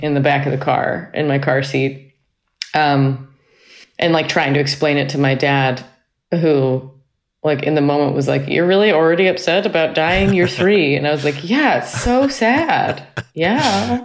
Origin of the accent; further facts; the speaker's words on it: Cambridge, Massachusetts, United States; also born or lived in Manhattan, New York; now in North Carolina, United States; I was, uh, born in Manhattan and I grew up in Cambridge, Massachusetts. Uh, I now live in North Carolina